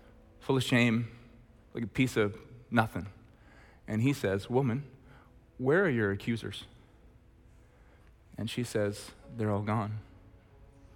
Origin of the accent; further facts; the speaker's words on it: Red Deer, Alberta, Canada; I'm from Red Deer